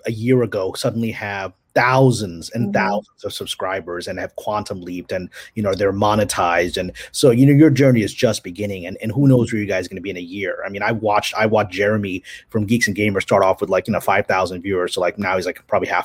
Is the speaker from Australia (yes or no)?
no; Pakistan; also born or lived in United States / New York; now in Los Angeles, United States; I was born in Pakistan and immigrated to the U.S. in 1976